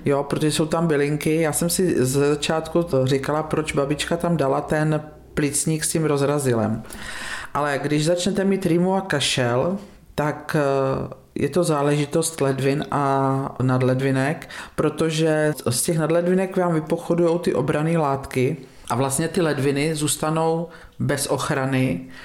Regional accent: Vortová, Pardubice Region, Czechia; now in Bítovany, Czechia; pocházím ze statku z Vortové na Hlinecku, kde jsme byli na konci vesnice

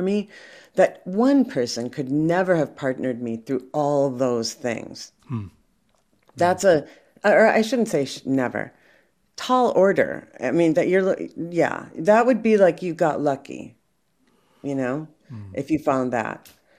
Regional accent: Minneapolis, Minnesota, United States; I'm from Minneapolis

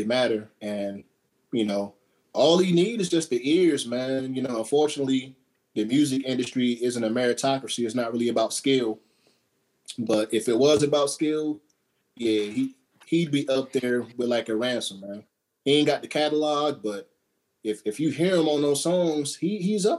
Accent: near Seymour Johnson, North Carolina, United States; I got stationed to Seymour Johnson, which is like 25 minutes outside of my hometown

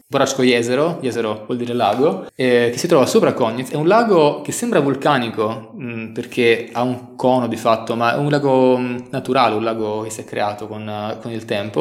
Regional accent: Velletri, Lazio, Italy; also born or lived in Forlì; now in Sarajevo, Bosnia and Herzegovina; sono di Velletri, che è una cittadina in provincia di Roma

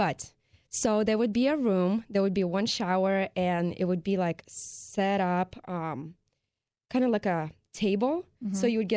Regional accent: Russia; moved away; The way I was growing up in Russia

